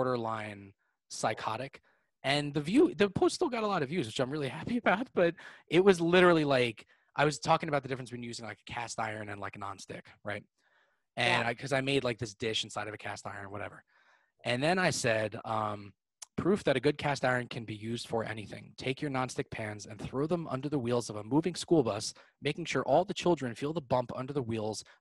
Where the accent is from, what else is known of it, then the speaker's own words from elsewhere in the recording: Eastchester, New York, United States; also born or lived in Manhattan, New York / Connecticut; now in Northern Westchester, United States; we moved back to Southern Westchester, like right outside, like Eastchester, like not far from like Yonkers and like the Bronx